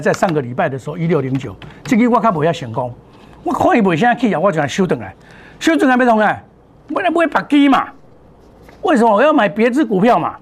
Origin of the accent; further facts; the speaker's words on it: Taiwan; 我们台湾话讲